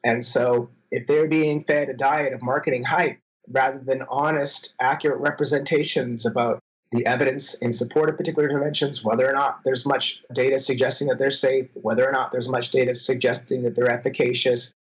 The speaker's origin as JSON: {"language": "English", "country": "Canada", "moved": "as an adult", "lives_now": "Minnesota, United States", "said": "I'm a Canadian citizen"}